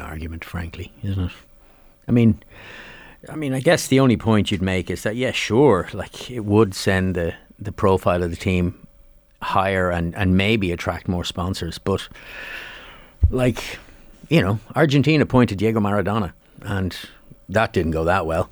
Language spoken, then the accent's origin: English; Dublin, Leinster, Ireland; moved away as an adult; now in Celbridge, Ireland; I'm from Dublin, but can't afford Dublin prices. So, the nearest point for me was Selbrige.